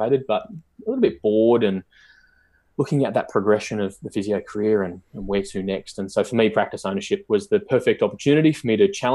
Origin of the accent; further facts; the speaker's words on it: Newcastle, New South Wales, Australia; I'm from Newcastle, the hometown of the Knights